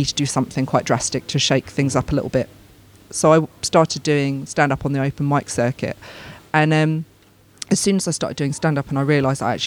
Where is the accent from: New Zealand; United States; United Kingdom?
United Kingdom; I'm British. I'm very, very proud, very, very proud of being British